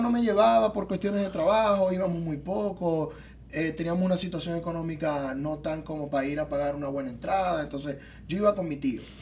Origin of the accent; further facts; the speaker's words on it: Zulia, Venezuela; moved away as an adult; also born or lived in Tijuana, Mexico; now in Miami, United States; los maracuchos, los zulianos, nos caracterizamos por ser personas gorditas